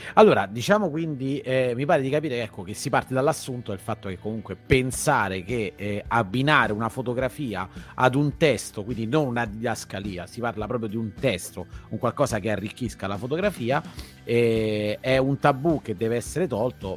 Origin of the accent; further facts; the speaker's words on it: Rome, Lazio, Italy; io sono di Roma